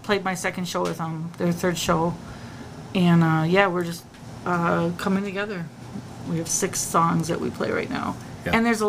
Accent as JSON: {"language": "English", "region": "Upper Peninsula of Michigan", "country": "United States", "tie": "born or raised there", "said": "I grew up in the Upper Peninsula of Michigan."}